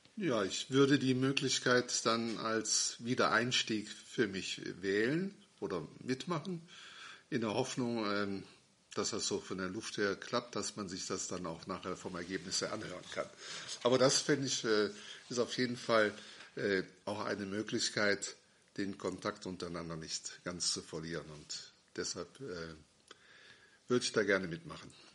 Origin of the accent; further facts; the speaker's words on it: Schwalmtal, Germany; moved away; Ich bin also wieder in meine alte Heimat zurückgezogen, nach Schwalmtal